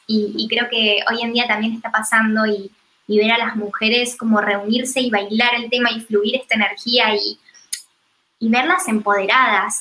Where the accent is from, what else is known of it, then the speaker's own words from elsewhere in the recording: Argentina; also born or lived in United States; el cambio de cultura y de paradigma que hubo en mi país, en Argentina, me incentivó mucho a volver